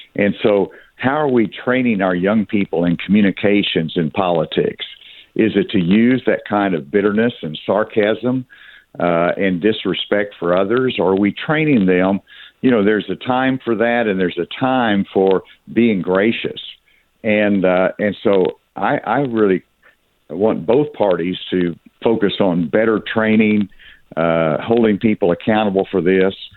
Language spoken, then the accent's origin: English; Arkansas, United States; I grew up in the South. I'm from Arkansas